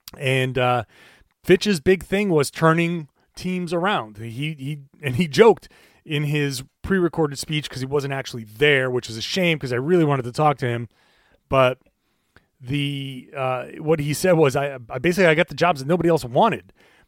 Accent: Pawtucket, Rhode Island, United States; when I was in high school, way, way, way back when, in Rhode Island, Pawtucket, Rhode Island, Shea High School

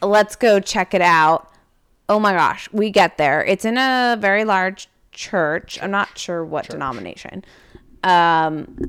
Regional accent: San Francisco, California, United States; now in New Hampshire, United States; I grew up in California

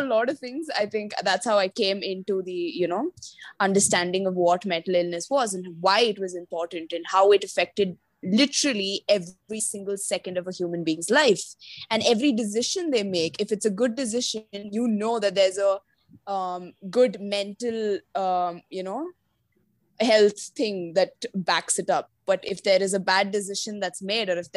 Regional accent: Kerala, India; I'm originally from Kerala

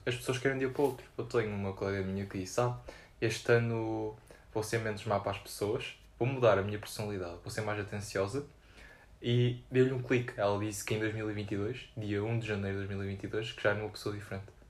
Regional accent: Porto, Norte, Portugal; now in Lisbon, Portugal; eu sou de Porto

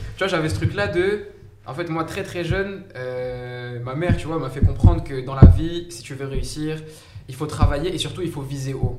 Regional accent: Saint-Denis, Île-de-France, France; also born or lived in Compiègne; mais de base je viens de Saint-Denis. Donc à 93, j'ai grandi à Saint-Denis, j'ai vécu presque toute ma vie là-bas

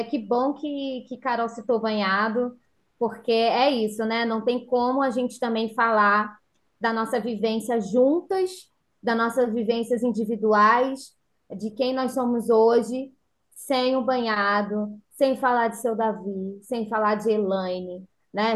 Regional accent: São Pedro da Aldeia, Rio de Janeiro, Brazil; moved away as an adult; also born or lived in São José dos Campos; now in São Pedro da Aldeia, Brazil; eu e minha irmã somos nascidas aqui em São Pedro da Aldeia, né? E criadas, somos nascidas e criadas

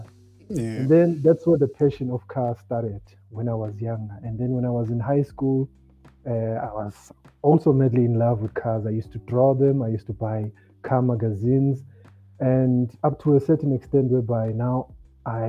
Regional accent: Gqeberha, Eastern Cape, South Africa; I grew up in Motherwell Township

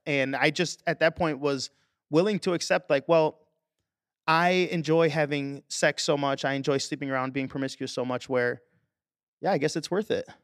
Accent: Chicago, Illinois, United States; I was born and raised here in Chicago.

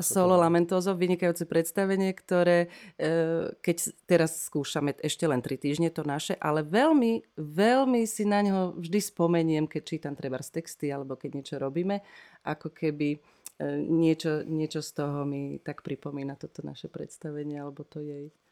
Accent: Madunice, Trnava Region, Slovakia; moved away as an adult; also born or lived in Banská Bystrica; now in Žilina, Slovakia; ja som z Maduníc

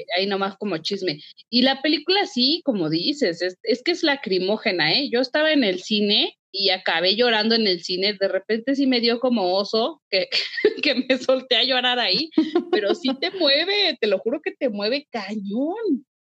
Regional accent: Mexico; como mexicanos

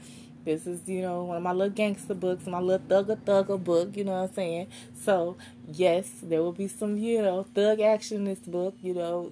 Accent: Live Oak, Florida, United States; my hometown of Live Oak, Florida.

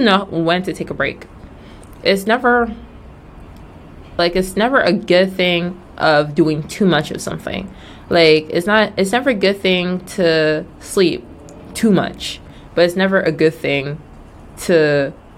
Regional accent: Nigeria; moved away; also born or lived in Georgia, United States; I'm Nigerian.

